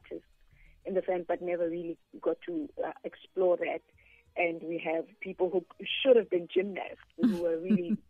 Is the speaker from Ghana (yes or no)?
no; Pretoria, Gauteng, South Africa; also born or lived in Soweto, South Africa; I was raised in Pretoria